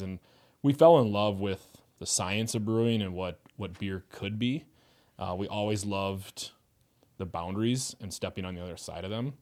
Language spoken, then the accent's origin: English; Fargo, North Dakota, United States; moved away as an adult; also born or lived in Moorhead, Minnesota; I grew up in Fargo, um, did, like, the grades in Fargo and then moved to Moorhead.